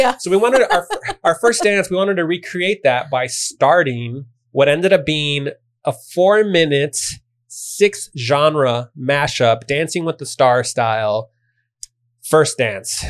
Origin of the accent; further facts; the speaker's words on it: Chicago, Illinois, United States; I'm from Chicago. I had a big part of my family that wanted to he- hear Chicago house music